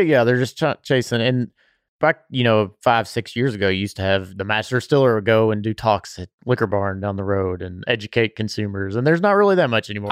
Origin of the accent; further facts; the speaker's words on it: Bardstown, Kentucky, United States; I grew up around Willett and know the Colesveen family too